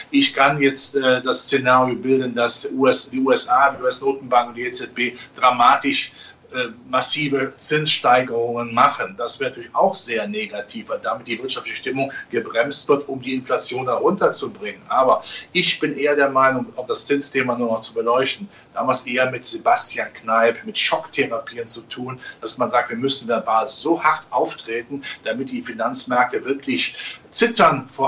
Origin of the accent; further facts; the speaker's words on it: Rhineland, Germany; ich als Rheinländer in der Karnevalssprache